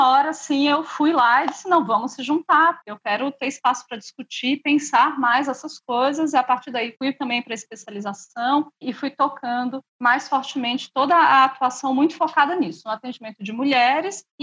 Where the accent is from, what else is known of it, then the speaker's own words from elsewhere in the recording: São Paulo, Brazil; eu vim de São Paulo, minha formação foi toda lá.